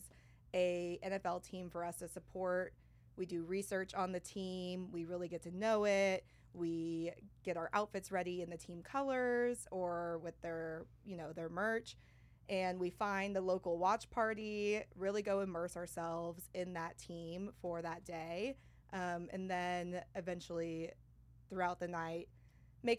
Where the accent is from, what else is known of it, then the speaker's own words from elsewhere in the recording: San Antonio, Texas, United States; also born or lived in Manhattan, United States / Paris, France; now in Austin, United States; I'm originally from San Antonio